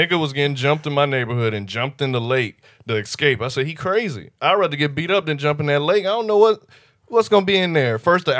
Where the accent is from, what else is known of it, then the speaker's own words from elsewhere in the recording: Florida, United States; I'm from Florida, man.